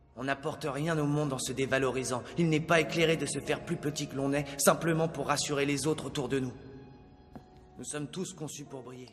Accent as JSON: {"language": "French", "country": "France", "tie": "born or raised there", "moved": "as an adult", "lives_now": "Guadeloupe", "said": "J'ai grandi en France, je suis née en France"}